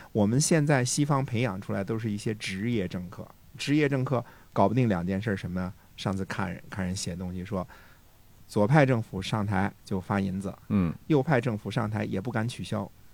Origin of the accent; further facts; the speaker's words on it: China; 我们中国人